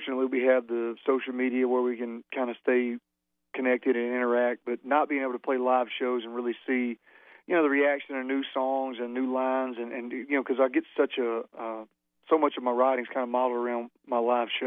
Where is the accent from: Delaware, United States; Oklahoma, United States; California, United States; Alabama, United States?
Alabama, United States; growing up in Alabama